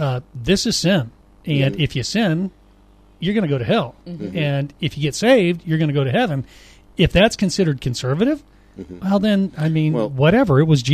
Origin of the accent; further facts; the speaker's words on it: Haiti; I was raised in Haiti, right? Okay. Live there, speak the language fluently